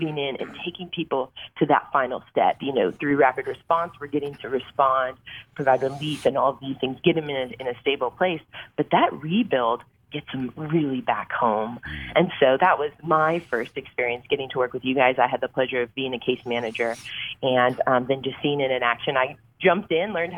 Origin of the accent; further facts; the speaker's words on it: New York, United States; moved away as an adult; now in Lafayette, United States; I'm a New Yorker